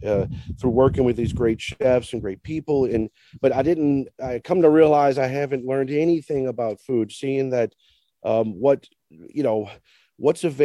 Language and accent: English; New Orleans, Louisiana, United States; I grew up in New Orleans